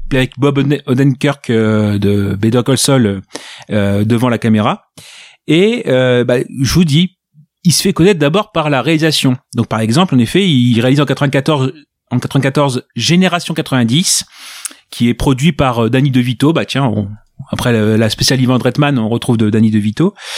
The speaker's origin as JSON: {"language": "French", "area": "Ch'ti", "region": "Hauts-de-France", "country": "France", "said": "Je suis, je suis ch'ti"}